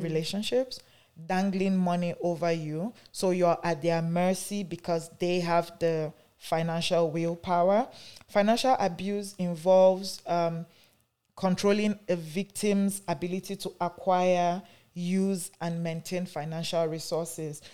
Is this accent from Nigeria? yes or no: yes; Nigeria; now in Canada; I am from Nigeria, though I live in Canada here.